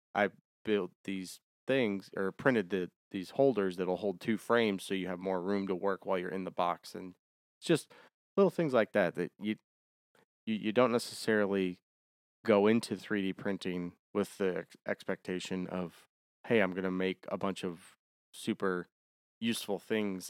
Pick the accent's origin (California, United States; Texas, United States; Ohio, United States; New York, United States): Ohio, United States; also born or lived in Germany; now in Savannah, United States; I'm from Ohio, so we're both northern kids.